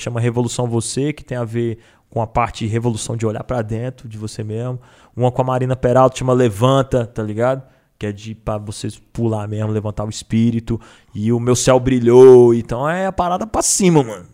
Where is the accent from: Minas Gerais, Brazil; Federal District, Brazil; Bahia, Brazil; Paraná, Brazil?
Federal District, Brazil; Brasília; now in São Paulo, Brazil; Sou do DF